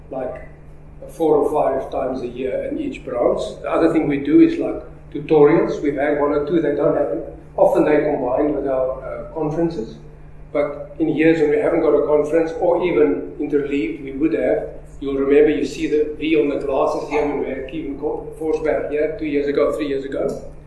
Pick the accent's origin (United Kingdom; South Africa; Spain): South Africa; Africa. Africa.